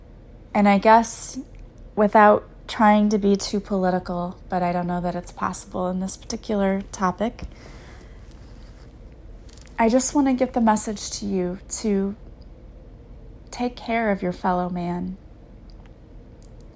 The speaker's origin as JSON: {"language": "English", "country": "United States", "said": "being an American whenever I was in grade school"}